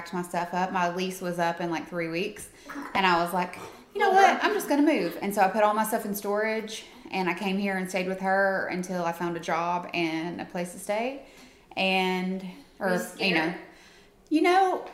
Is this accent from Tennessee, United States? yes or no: yes; Kingsport, Tennessee, United States; now in Nashville, United States; I'm from Kingsport, Tennessee, which is Northeast Tennessee